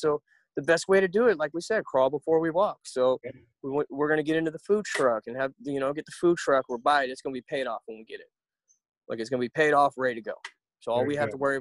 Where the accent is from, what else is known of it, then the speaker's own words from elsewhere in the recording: Florida, United States; Growing up in Florida